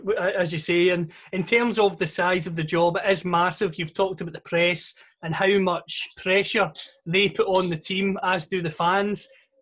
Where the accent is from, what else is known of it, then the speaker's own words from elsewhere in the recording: Scotland, United Kingdom; my accent, also, I'm from Scotland